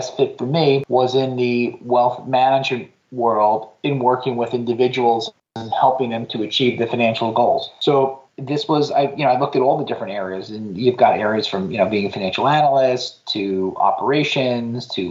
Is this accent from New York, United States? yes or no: yes; Patchogue, New York, United States; my hometown of Patchogue on Long Island, New York